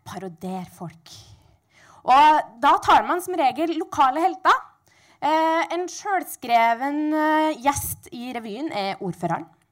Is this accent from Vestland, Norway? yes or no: no; Sunndalen, Møre og Romsdal, Norway; jeg kommer fra Sunndalen